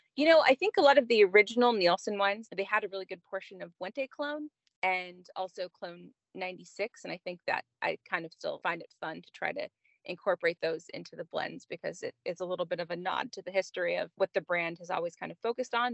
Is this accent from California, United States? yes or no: yes; Southern California, United States; also born or lived in Napa Valley; now in Santa Barbara County, United States; born and raised in SoCal